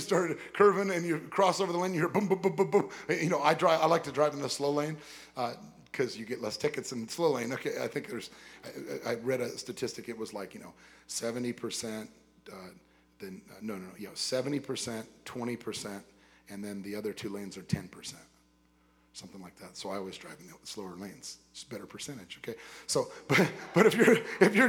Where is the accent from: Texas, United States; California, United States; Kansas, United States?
California, United States; West Covina; I lived in West Covina, California.